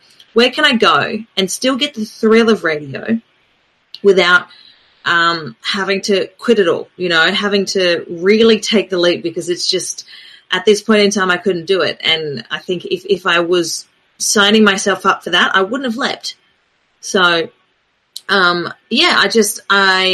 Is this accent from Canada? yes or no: no; Adelaide, South Australia, Australia; moved away; also born or lived in New Zealand; I grew up with in Adelaide, which is where I'm originally from.